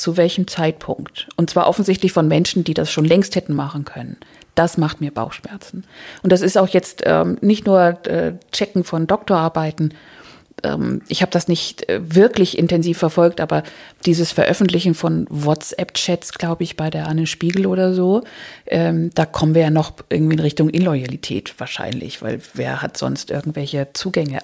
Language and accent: German; Schleswig-Holstein, Germany; mein Schleswig-Holstein ist meine Heimat eigentlich